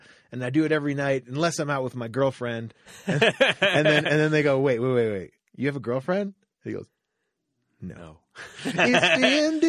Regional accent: London, United Kingdom; accent: Cockney; There's a little bit of the Cockney accent in there. My Cockney accent.

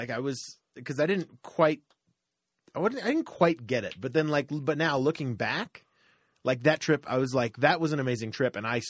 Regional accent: Florida, United States; moved away; I lived 15 years in our house, our third house in Florida. We moved around a lot in Florida.

